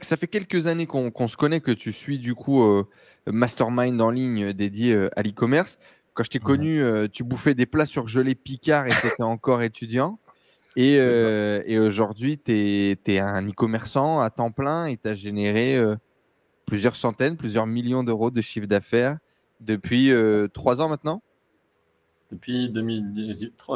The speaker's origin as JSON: {"language": "French", "country": "Morocco", "also_born_or_lived": "France", "moved": "as an adult", "said": "Je suis marocain."}